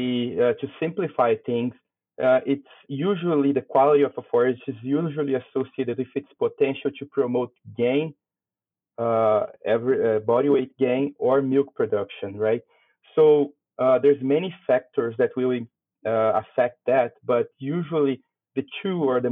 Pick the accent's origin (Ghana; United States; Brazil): Brazil; moved away as an adult; also born or lived in Canada; now in Saskatchewan, Canada; I'm originally from Brazil